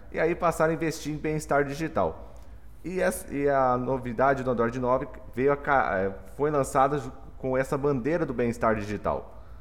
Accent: Dourados, Mato Grosso do Sul, Brazil; sou de Dourados, Mato Grosso do Sul

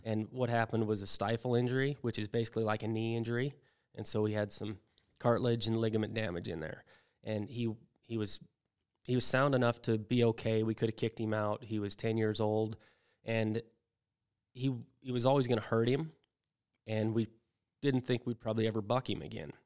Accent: Wyoming, United States; I grew up in Wyoming

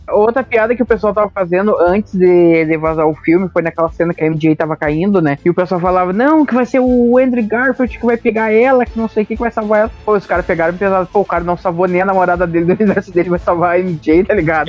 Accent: interior of Rio Grande do Sul, Brazil; Eu sou do Rio Grande do Sul, do interior do Rio Grande do Sul

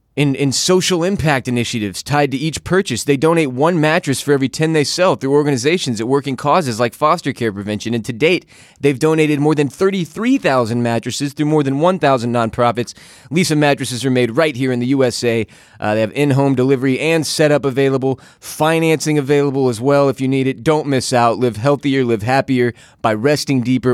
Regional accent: Houston, Texas, United States; now in Austin, United States; I'm from Houston, Texas. I live in Austin, Texas

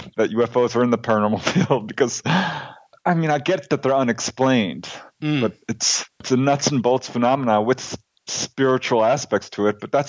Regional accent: Chicago, Illinois, United States; now in California, United States; I'm originally from Chicago, Illinois. Lived here in California most of my life. Got 5 brothers and sisters. So big family.

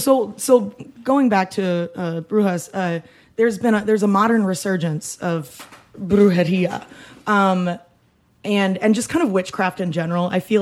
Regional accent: Iowa, United States; I'm from Iowa. Did you not know that? Go Cyclones.

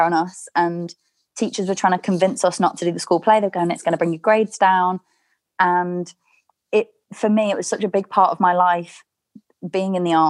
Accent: Chester, North West England, United Kingdom; my hometown of Chester

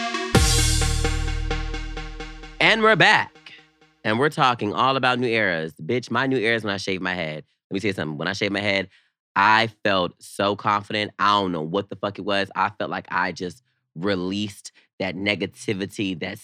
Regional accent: the South, United States; me growing up in the South

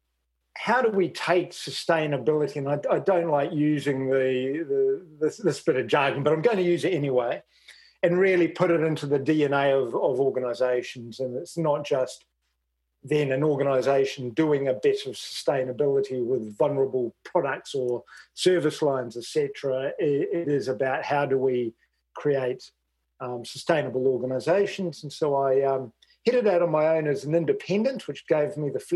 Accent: New Zealand; moved away as an adult; now in Australia; I'm a Kiwi.

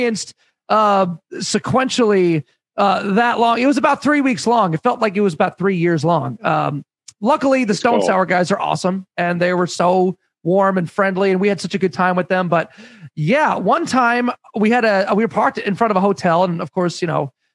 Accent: Canada; as a Canadian

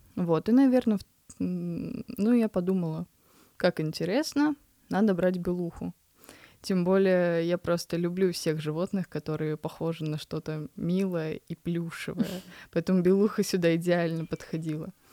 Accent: Kamchatka Krai, Russia; я родилась на Камчатке

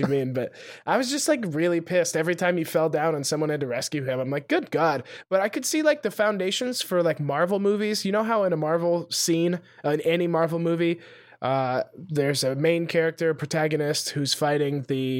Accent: Montana, United States; I'm from Montana

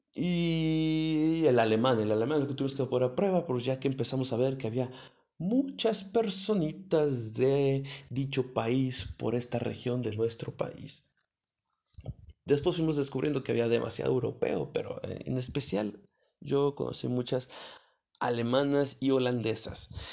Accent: Mexico; como buenos mexicanos

